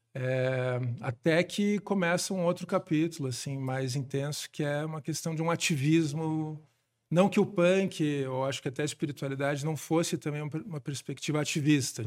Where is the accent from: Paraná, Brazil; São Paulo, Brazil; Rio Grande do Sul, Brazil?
Paraná, Brazil; Curitiba; Eu nasci aqui em Curitiba, em 79